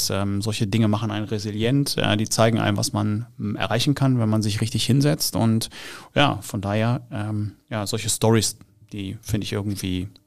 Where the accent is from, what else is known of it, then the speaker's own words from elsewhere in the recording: Dortmund, North Rhine-Westphalia, Germany; weil ich bin aus Dortmund